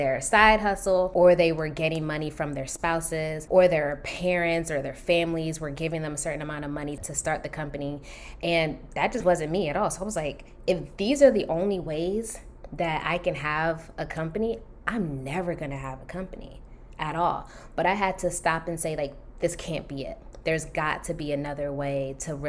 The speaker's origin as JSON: {"language": "English", "region": "Maryland", "country": "United States", "also_born_or_lived": "Washington, D.C.", "moved": "as an adult", "lives_now": "California, United States", "said": "I'm originally from Maryland"}